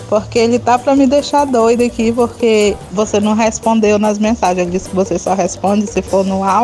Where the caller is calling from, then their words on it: Itapororoca, Paraíba, Brazil; Sou aqui de Itapororoca, Paraíba. Acompanho todos os vídeos. Manda um alô pra mim aí.